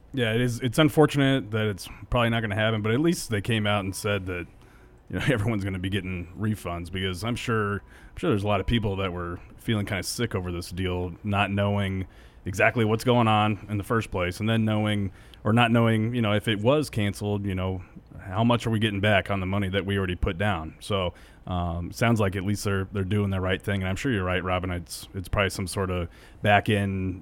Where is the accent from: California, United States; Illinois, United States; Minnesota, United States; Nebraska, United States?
Nebraska, United States; Ogallala; growing up in Ogallala, it was all Denver stations